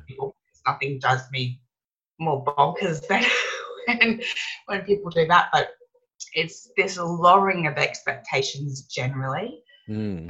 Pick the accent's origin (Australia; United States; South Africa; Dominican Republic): Australia; Brisbane, Queensland; in Brisbane, which is my hometown where my family are.